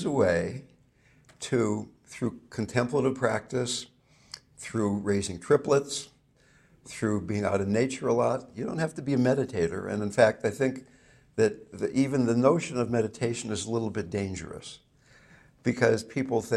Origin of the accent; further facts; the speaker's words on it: Fairfax, California, United States; I not only come from California, I come from Marin County, okay? And I not only come from Marin County, I come from Fairfax, California